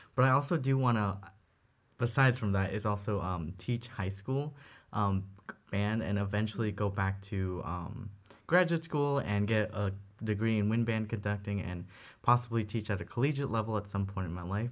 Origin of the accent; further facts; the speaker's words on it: Middle Park, Illinois, United States; I'm from Middle Park, Illinois.